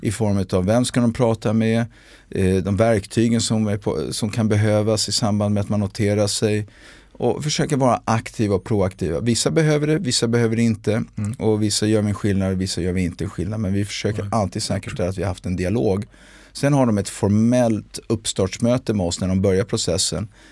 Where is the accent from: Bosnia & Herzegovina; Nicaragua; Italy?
Italy; Milan, Lombardy; moved away as an adult; also born or lived in Brussels, Belgium / England / London, United Kingdom; now in Sweden; jag hade vuxit upp i Italien, eh, i Milano